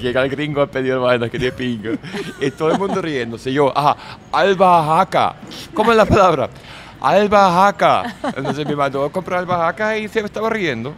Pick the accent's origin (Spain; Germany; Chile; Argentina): Germany; Spanish is a second language; moved away as an adult; also born or lived in Venezuela / New York; now in Miami, United States; soy alemán de Alemania